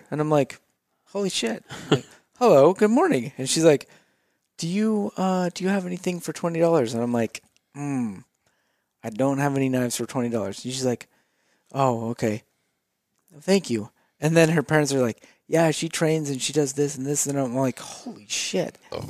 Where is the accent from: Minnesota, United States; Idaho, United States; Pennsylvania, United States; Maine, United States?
Idaho, United States; I'm from Idaho